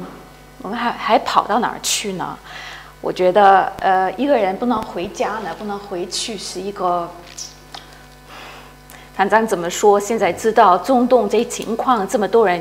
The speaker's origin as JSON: {"language": "Chinese", "country": "Hong Kong", "tie": "born or raised there", "also_born_or_lived": "London", "moved": "as an adult", "said": "我是香港出生长大的"}